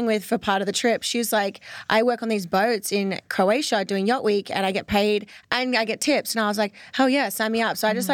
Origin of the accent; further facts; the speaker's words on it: Sydney, New South Wales, Australia; accent: Australian; moved away as an adult; now in Los Angeles, United States; I'm originally from Sydney, Australia